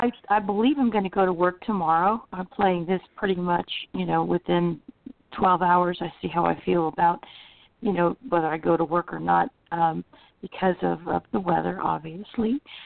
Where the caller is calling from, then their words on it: Florida, United States; Central Florida.